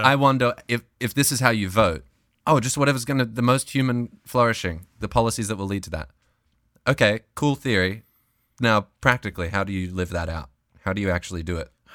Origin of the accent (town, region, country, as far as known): Australia; moved away as an adult; now in United States